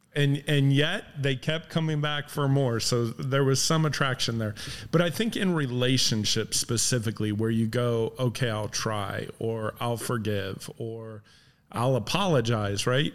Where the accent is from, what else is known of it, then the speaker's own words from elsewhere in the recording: Midwest, United States; moved away; we grew up in the Midwest